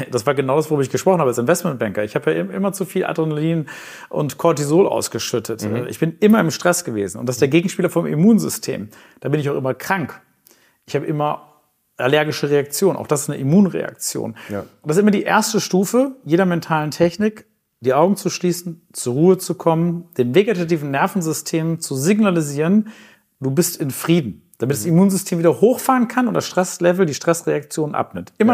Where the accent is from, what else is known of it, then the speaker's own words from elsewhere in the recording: Hamburg, Germany; Okay, ich bin Hamburger, ich wohne in Winterhude